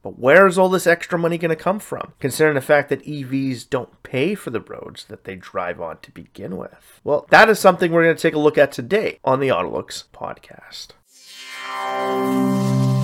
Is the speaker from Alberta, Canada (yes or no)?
no; Sudbury, Ontario, Canada; a lot of roads in my hometown are cracked and always falling apart.